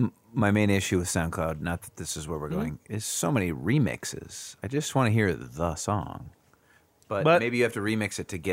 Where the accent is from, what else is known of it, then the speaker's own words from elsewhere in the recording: North Dakota, United States; moved away; I am from North Dakota. Yeah. St. Paul, Minneapolis, about, depending on who's driving, between 4 and 6 hours from my hometown.